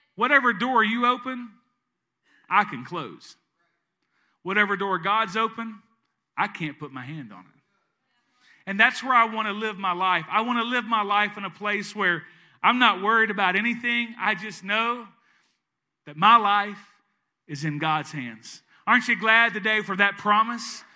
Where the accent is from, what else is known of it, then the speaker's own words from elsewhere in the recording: East Arkansas, United States; moved away as an adult; now in Southeast Louisiana, United States; I'm from East Arkansas. I lived there for thirty-eight years of my life, and now I live in Southeast Louisiana.